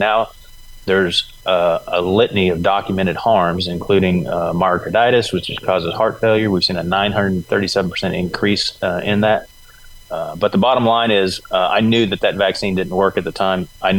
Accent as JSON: {"language": "English", "area": "Itawamba County", "region": "Mississippi", "country": "United States", "tie": "born or raised there", "also_born_or_lived": "Red Bay, Alabama", "said": "I'm a Mississippi native. I was born here in Mississippi. Actually, I was born in Red Bay, Alabama, but our trailer was in Itawamba. So when they brought me home from the hospital, we came to Mississippi."}